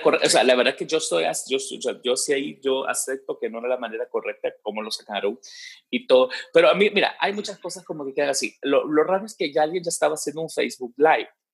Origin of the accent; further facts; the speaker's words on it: El Salvador; era nuestro orgullo como salvadoreños